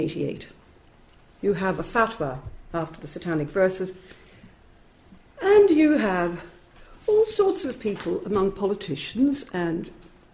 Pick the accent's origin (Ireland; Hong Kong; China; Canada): Ireland; moved away as an adult; now in United Kingdom; I'm an Irish immigrant, like Connor. I came here in the late 60s.